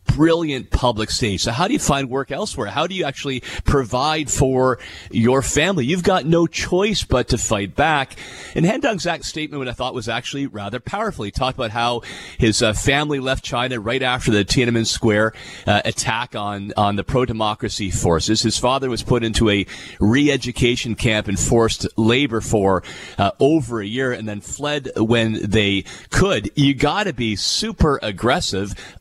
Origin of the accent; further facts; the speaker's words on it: Fort Erie, Ontario, Canada; We grew up in Fort Erie right across the border, so it was right next door